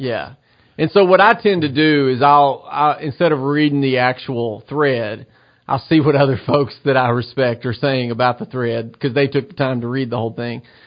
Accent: United States; as an American

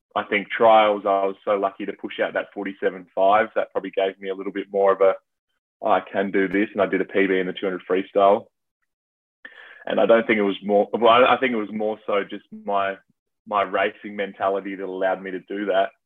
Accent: Adelaide, South Australia, Australia; I'm from Adelaide, which is South Australia.

